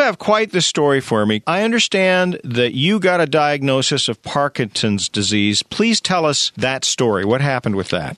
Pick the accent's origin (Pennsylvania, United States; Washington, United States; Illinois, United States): Washington, United States; Bremerton; my hometown, Bremerton